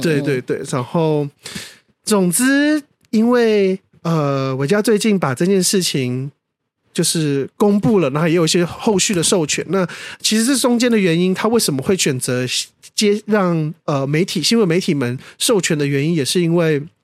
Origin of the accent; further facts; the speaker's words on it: Taiwan; 可是台湾就没有这种东西